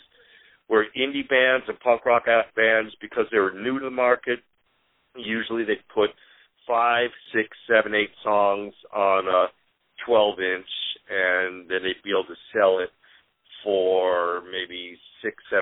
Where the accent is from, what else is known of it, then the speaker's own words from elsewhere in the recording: Chicago, Illinois, United States; moved away; also born or lived in Seattle; As a kid growing up in Chicago